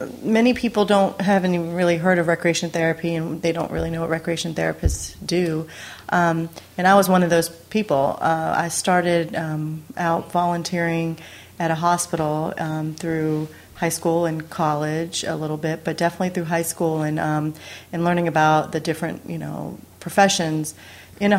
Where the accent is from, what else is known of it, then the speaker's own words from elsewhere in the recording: Georgia, United States; moved away as an adult; also born or lived in New York City, United States; now in California, United States; I graduated from the University of Georgia, so I'm from Georgia originally, okay. and then lived in New York City for about 6 years